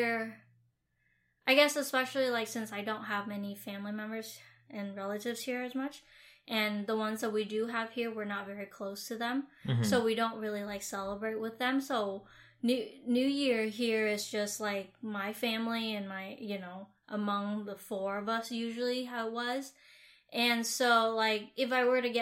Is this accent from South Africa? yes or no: no; Vietnam; now in United States; the culture that I grew up in Vietnam